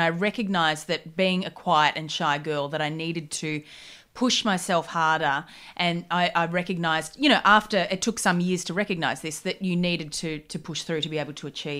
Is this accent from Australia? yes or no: yes; Gold Coast, Queensland, Australia; On the Gold Coast. Party town.